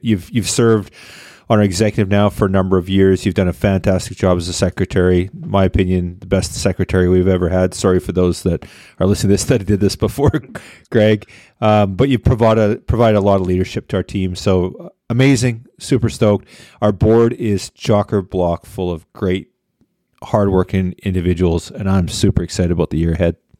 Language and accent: English; Victoria, British Columbia, Canada; moved away; my hometown of Victoria